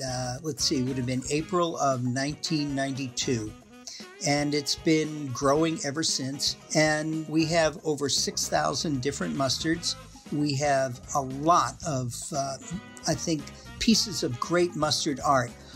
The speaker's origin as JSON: {"language": "English", "region": "Massachusetts", "country": "United States", "moved": "yes", "lives_now": "Middleton, Wisconsin, United States", "said": "I'm originally from Massachusetts"}